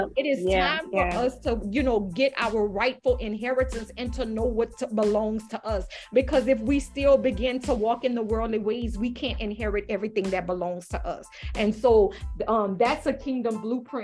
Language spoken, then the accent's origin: English; Louisiana, United States; I'm from Louisiana